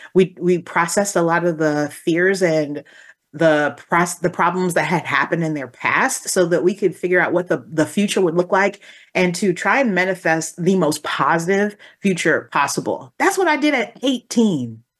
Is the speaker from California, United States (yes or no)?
no; Texas, United States; I come from Texas